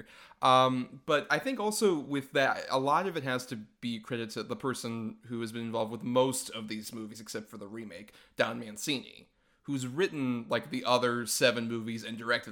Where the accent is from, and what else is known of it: Tampa Bay area, Florida, United States; born or raised there